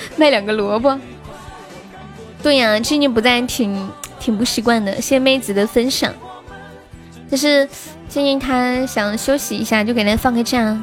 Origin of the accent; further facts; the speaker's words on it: Sichuan, China; 我是四川的